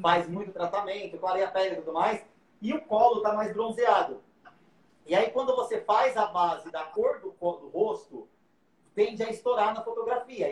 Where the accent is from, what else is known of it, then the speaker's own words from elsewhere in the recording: São José do Rio Preto, São Paulo, Brazil; eu sou de São José do Rio Preto, ah, interior de São Paulo